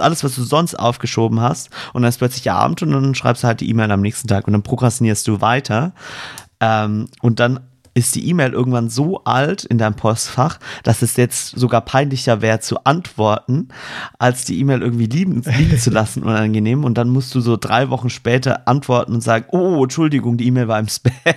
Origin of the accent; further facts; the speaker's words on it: Swabia, Germany; accent: Swabian; Ich bin Schwabe, ja. da kommt ein bisschen grammatisches Dialekt mit durch